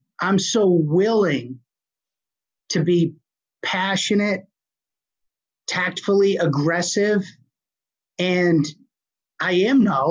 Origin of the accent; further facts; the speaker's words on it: Boston, Massachusetts, United States; accent: Boston; I still have a horrible Boston accent